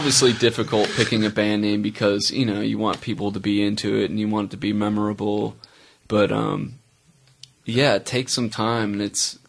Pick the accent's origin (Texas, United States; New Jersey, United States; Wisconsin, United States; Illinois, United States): Illinois, United States; Chicago; moved away as an adult; now in Charlotte, United States; Born and raised in Chicago, Illinois, suburbs of Chicago. I'm not gonna say the city, although that would be cool. Moved to Charlotte about 11 years ago.